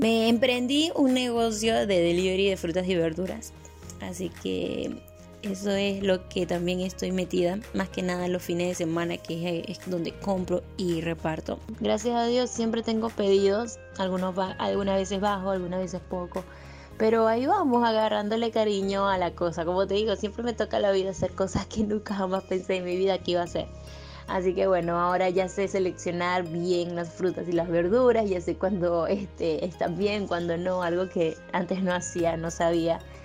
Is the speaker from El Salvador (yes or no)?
no; Venezuela; moved away as an adult; now in Peru; cuando yo me fui de Venezuela